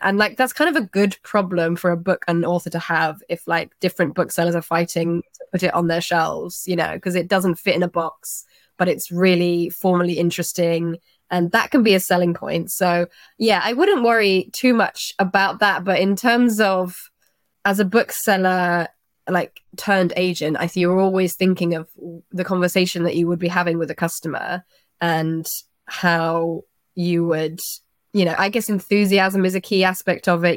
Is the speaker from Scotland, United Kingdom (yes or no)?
no; Twickenham, London, United Kingdom; I'm from Twickenham